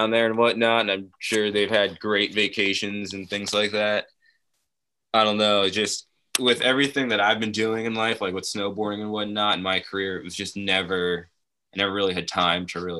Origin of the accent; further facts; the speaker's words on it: New Jersey, United States; also born or lived in Brazil; In Jersey and uh, pretty much graduated high school from here and then moved out west for a bit.